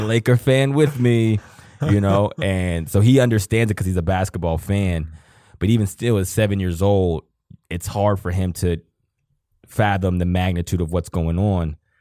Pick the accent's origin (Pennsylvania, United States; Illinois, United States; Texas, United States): Pennsylvania, United States; Johnstown; moved away; I'm from Johnstown, Pennsylvania.